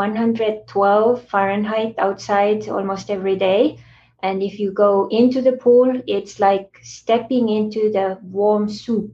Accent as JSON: {"language": "English", "country": "Estonia", "tie": "born or raised there", "moved": "yes", "said": "how I grew up back in Estonia"}